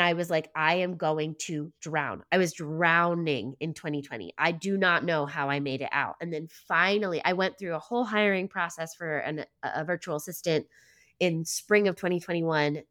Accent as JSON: {"language": "English", "area": "Lancaster County", "region": "Pennsylvania", "country": "United States", "tie": "born or raised there", "said": "I grew up Mennonite in Lancaster County"}